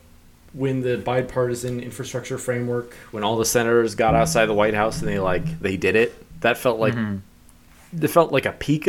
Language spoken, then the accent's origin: English; Washington, District of Columbia, United States; we were both like, "Oh, you know, D.C., Washington."